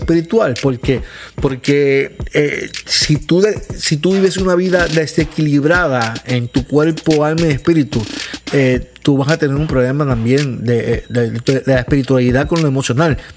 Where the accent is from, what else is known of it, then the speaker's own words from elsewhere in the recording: Caguas, Puerto Rico; yo vivo en Puerto Rico, soy de Caguas